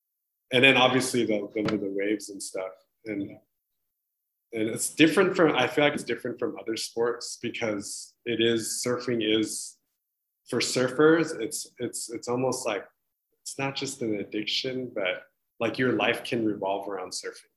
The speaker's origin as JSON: {"language": "English", "region": "California", "country": "United States", "tie": "born or raised there", "also_born_or_lived": "Hawaii", "moved": "as an adult", "lives_now": "Taiwan", "said": "I grew up in California. I grew up by the ocean"}